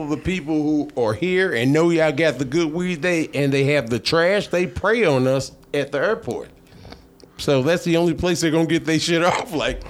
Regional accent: St. Louis, Missouri, United States; Actually, it was beautiful. Tight-knit family, tight-knit neighborhood.

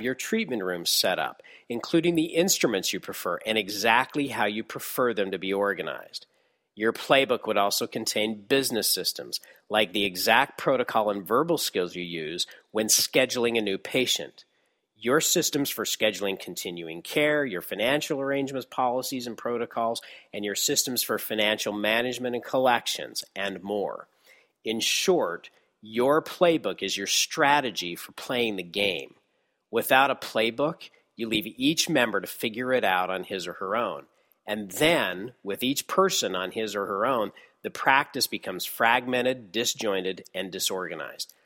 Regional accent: Texas, United States; my hometown in Texas

